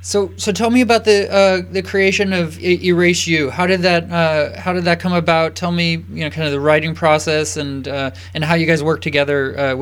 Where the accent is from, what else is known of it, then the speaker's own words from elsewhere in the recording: Napa, California, United States; I'm from Napa